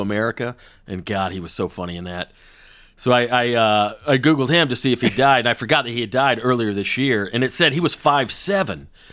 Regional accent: Woodstock, Georgia, United States; Little League soccer in my hometown.

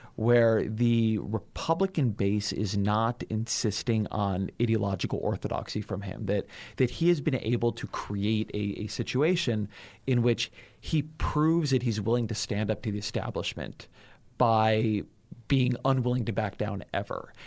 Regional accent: California, United States; I'm from California

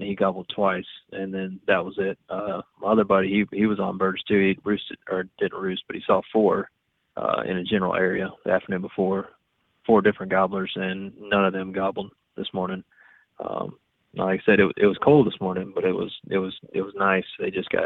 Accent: Florida, United States; I'm from Florida

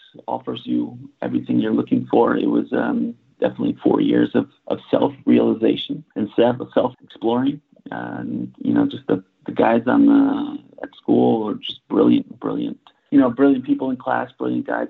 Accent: Fair Lawn, New Jersey, United States; moved away as an adult; also born or lived in New York; now in Stuttgart, Germany; I grew up in Fairlawn, New Jersey

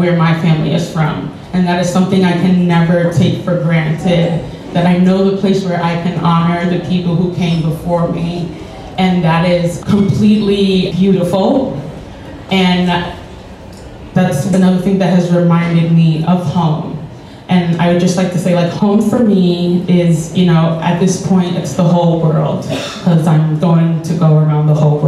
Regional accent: New York City, New York, United States; I grew up in Bed-Stuy

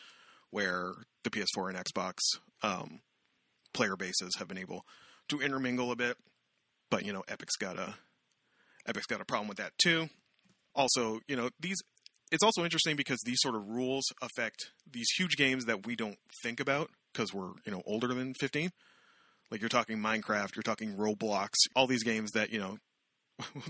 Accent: Canada

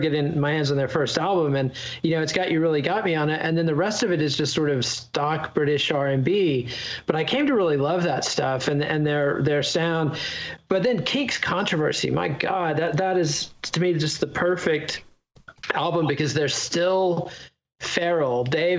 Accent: Texas, United States; And for me as a Texan, it was so evocative of a place that seemed so exotic and glamorous to me.

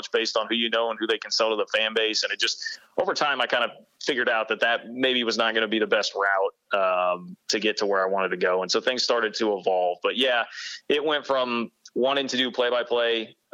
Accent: Kansas City, United States; moved away as an adult; also born or lived in Manhattan, Kansas; I grew up in Kansas City. I wanted to be back

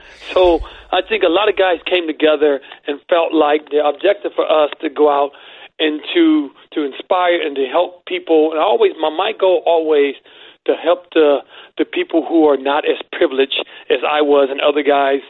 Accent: East Chicago, Indiana, United States; also born or lived in Cleveland; where I grew up and in Cleveland and in East Chicago

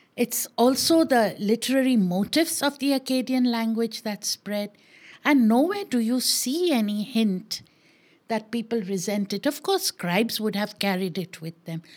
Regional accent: Maharashtra, India; I am Maharashtrian

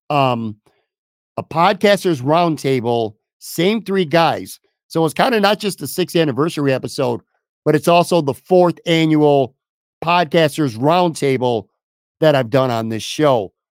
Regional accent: Buffalo, New York, United States; moved away as an adult; also born or lived in Florida; my hometown of Buffalo, New York

